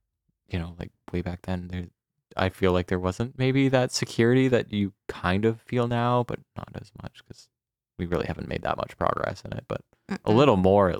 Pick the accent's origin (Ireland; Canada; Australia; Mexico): Canada; I was like, we are Canadian.